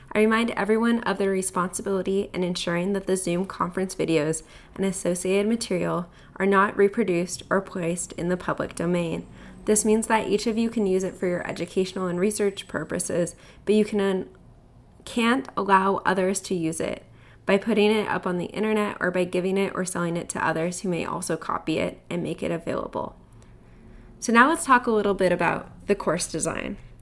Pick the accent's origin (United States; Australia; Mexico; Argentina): United States; Southern California; moved away as an adult; also born or lived in Connecticut; now in Canada; I grew up in Southern California between Orange County and L